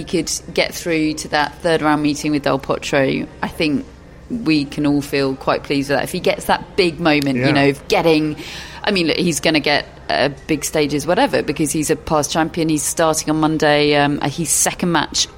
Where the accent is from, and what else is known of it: United Kingdom